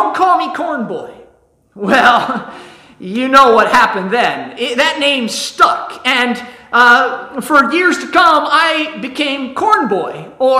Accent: Ohio, United States; I'm from Ohio

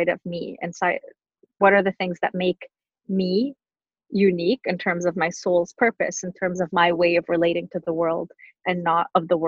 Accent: Montreal, Quebec, Canada; also born or lived in Tunisia; when we lived in Montreal at the time

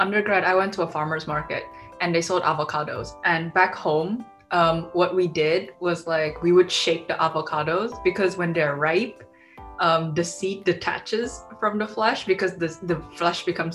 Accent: Jakarta, Indonesia; moved away; I grew up in Indonesia

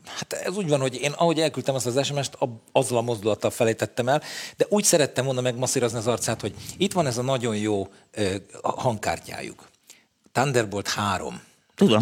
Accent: Budapest, Hungary; Én a telekitérre születtem

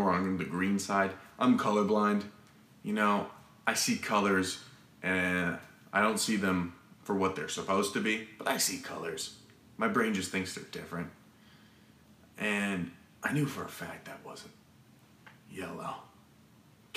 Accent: Arizona, United States; I'm from Arizona

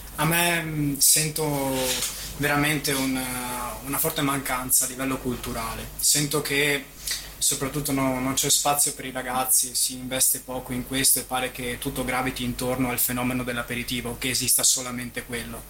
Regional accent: Venice, Veneto, Italy; sono nato a Mestre, sono nato e cresciuto qui, vent'anni che sono

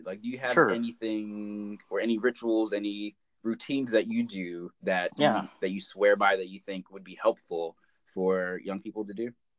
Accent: Arkansas, United States; I grew up in Arkansas, went to Yale, majored in history of science.

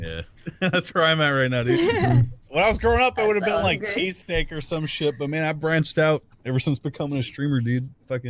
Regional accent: United States; I'm American, man.

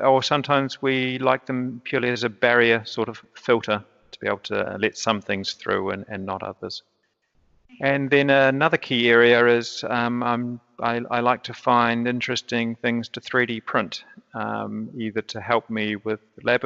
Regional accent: Christchurch, Canterbury, New Zealand; I'm from Christchurch, New Zealand

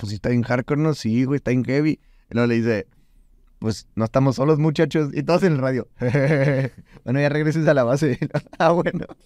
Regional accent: Mexico; Somos mexicanos

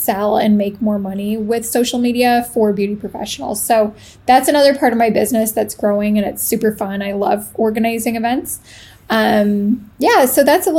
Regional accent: Canada; moved away as an adult; now in Italy; I am Canadian. I live in Italy as of August of this year

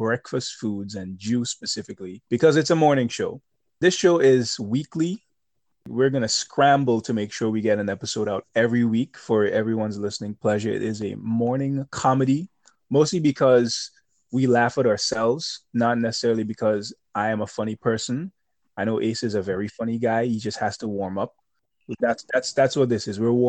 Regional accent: Grenada; now in New York, United States; I grew up in Grenada. Grenada is a very small place

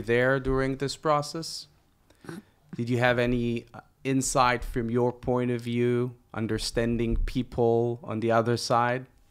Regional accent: Israel; We are two entrepreneurs from Israel

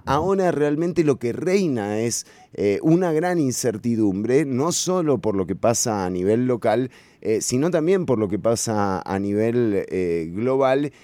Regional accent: San José, Costa Rica; Yo me crié en Pavas, en Santa Catalina

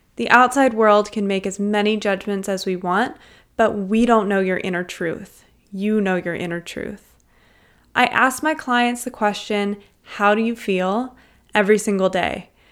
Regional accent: Cincinnati, Ohio, United States; now in Toronto, Canada; I grew up in Cincinnati, Ohio, in a small suburb called Wyoming

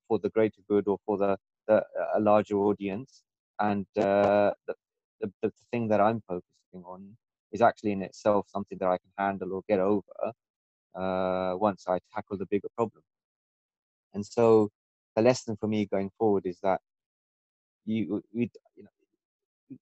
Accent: London, United Kingdom; moved away as an adult; I was born and brought up in London for most of my life

